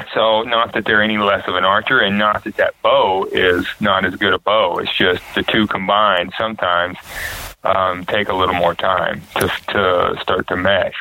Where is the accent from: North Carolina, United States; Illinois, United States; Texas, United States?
North Carolina, United States; I was from North Carolina.